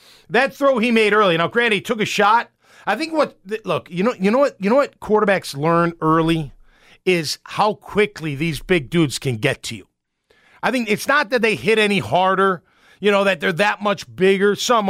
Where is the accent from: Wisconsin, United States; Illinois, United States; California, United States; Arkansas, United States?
Illinois, United States; Chicago; It's okay. I'm from Chicago. I get fired up.